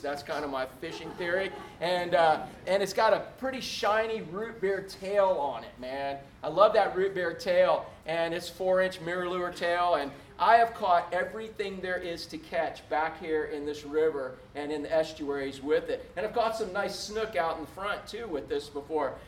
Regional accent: Space Coast, Florida, United States; When I first got here from fishing the Space Coast, growing up in the Space Coast

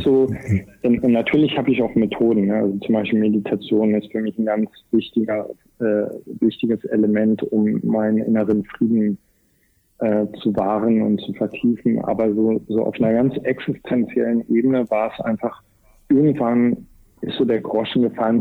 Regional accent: East Germany, Germany; ich bin in Ostdeutschland groß geworden

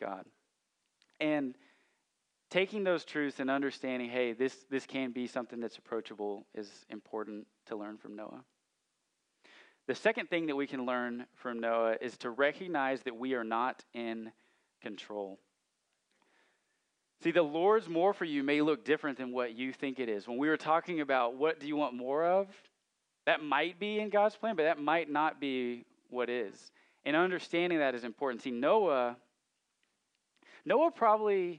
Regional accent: Central Arkansas, United States; I grew up in Central Arkansas, and we sing hymns in my church

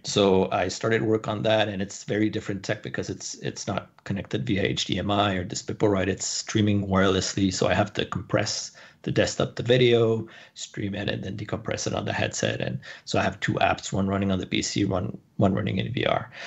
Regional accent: Canada; also born or lived in San Francisco; I moved back to Canada. I'm Canadian, so I moved back to Canada, started my business here

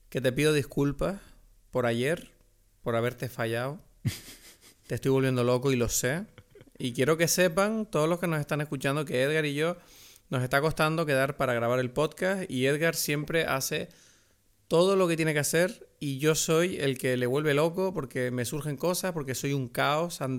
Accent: Venezuela; Somos unos venezolanos mayores aquí disfrutando de la vida.

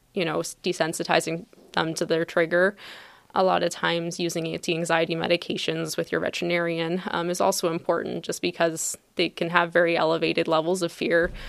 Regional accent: Ontario, Canada; moved away as an adult; also born or lived in Guelph, Ontario / St. Kitts / Minnesota; now in Palatine, United States; I'm Canadian, so my journey actually started in Ontario

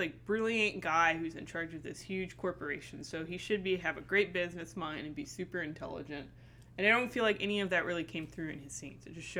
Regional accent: Franklin, United States; I grew up in Franklin, and I grew up in a very average household

